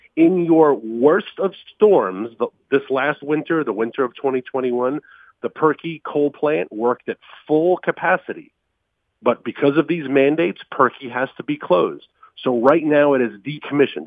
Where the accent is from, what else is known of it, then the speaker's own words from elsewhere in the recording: New York, United States; moved away; My home state of New York, even though I haven't lived there in thirty-some odd years, um, but my parents are still there